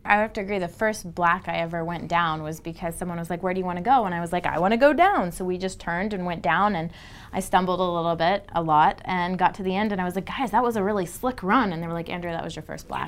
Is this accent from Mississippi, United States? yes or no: no; Texas, United States; now in Utah, United States; I grew up in Texas